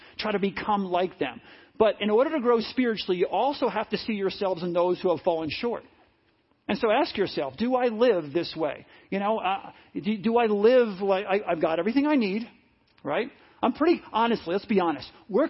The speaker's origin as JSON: {"language": "English", "country": "United States", "tie": "born or raised there", "said": "I'm blessed to be born here. God never promised I'd be born here, but I was born in America."}